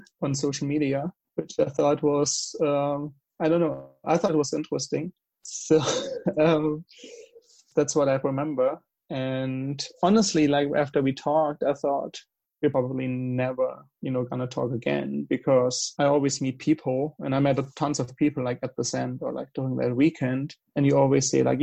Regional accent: Germany; accent: German; English is a second language; moved away as an adult; I've lived in Germany for 20 years, like the first 20 years of my life. So I guess I will never really lose my accent

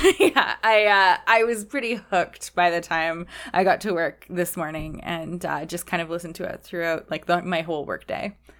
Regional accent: Canada; as a Canadian

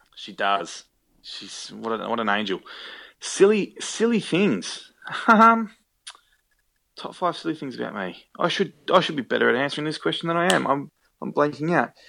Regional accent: Australia; accent: Australian; I love working in Australia and I love being able to use my own accent.

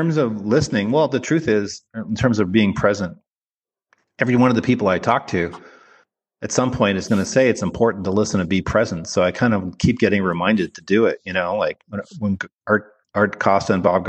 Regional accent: Canada; moved away as an adult; also born or lived in Toronto; now in United States; I'm from Canada

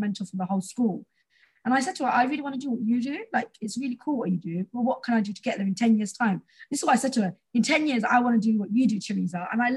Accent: London, United Kingdom; I grew up in Tower Hamlets, where a lot of the students and a lot of people are British Bangladeshi Muslim.

